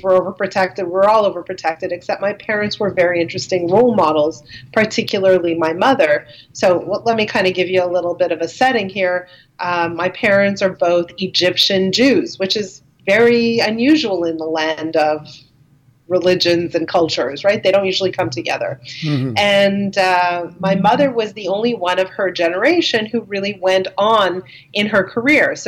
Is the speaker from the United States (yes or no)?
no; Dollard-des-Ormeaux, Quebec, Canada; I grew up in a place called Dollard des Ormeaux. I'm trying to kind of say it in English and French at the same time, but it's on the West Island of Montreal.